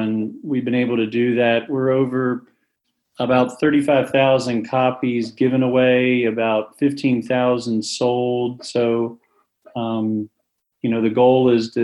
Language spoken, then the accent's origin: English; Waynesboro, Pennsylvania, United States; I grew up in a small town, Waynesboro, Pennsylvania, about three stoplights